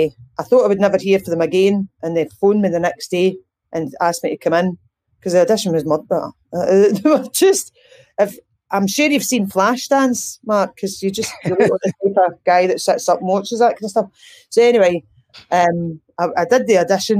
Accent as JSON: {"language": "English", "town": "Ayr", "region": "Scotland", "country": "United Kingdom", "tie": "born or raised there", "accent": "Ayrshire speak", "moved": "as an adult", "lives_now": "Glasgow, United Kingdom", "said": "I was brought up in Ayr."}